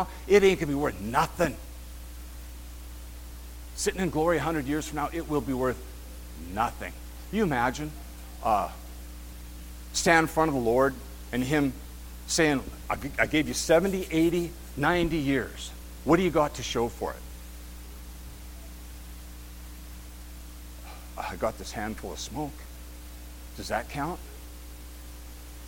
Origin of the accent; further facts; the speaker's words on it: Kenora, Ontario, Canada; We're from Kenora